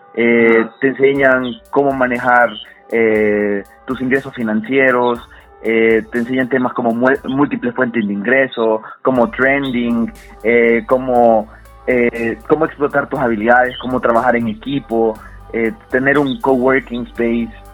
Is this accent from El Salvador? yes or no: yes; El Salvador; soy salvadoreño